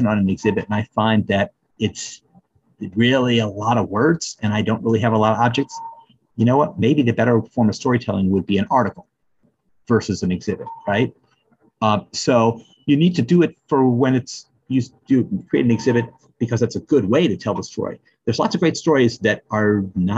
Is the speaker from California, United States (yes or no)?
no; St. Louis, Missouri, United States; I'm born and raised in St. Louis, so I'm on the other side of the state